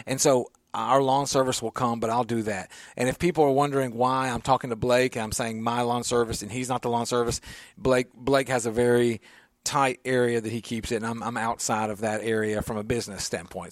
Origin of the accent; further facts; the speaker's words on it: Nashville, Tennessee, United States; I grew up in the Creve Hall area in a cul-de-sac